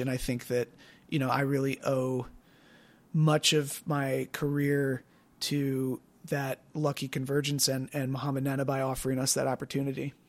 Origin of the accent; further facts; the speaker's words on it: Wisconsin, United States; also born or lived in Evanston, Illinois; we moved to Wisconsin when I was five. So I was raised in Wisconsin